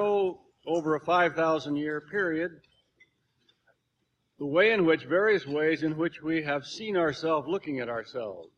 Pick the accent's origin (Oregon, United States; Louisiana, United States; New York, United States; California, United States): California, United States; also born or lived in Arizona; raised most of the time in California.